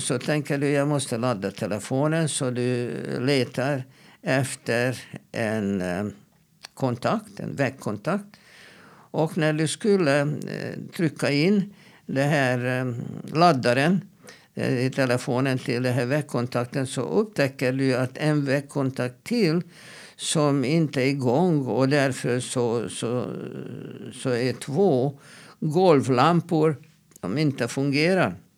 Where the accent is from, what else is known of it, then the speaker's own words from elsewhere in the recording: Hungary; now in Sweden; när jag växte upp i Ungern